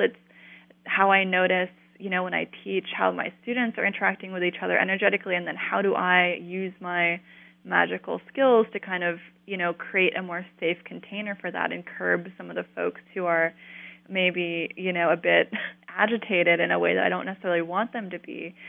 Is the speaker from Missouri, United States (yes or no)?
no; Colorado, United States; I grew up in Colorado, in a, like a new suburb